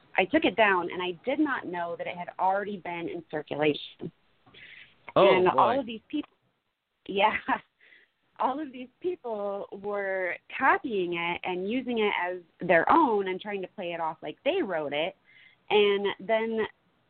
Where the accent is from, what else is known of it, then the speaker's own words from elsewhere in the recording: Fort Wayne, Indiana, United States; also born or lived in Kansas / Florida; now in Iowa, United States; So I'm originally from Fort Wayne, Indiana. I did move to Kansas for a little bit, and then I took off to Florida in 2016. But now I'm living in Iowa